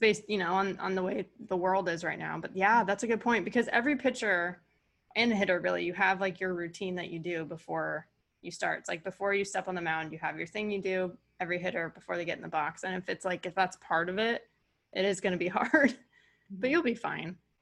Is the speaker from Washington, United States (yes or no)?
no; California, United States; moved away; also born or lived in Connecticut; I'm a California girl and I moved to Connecticut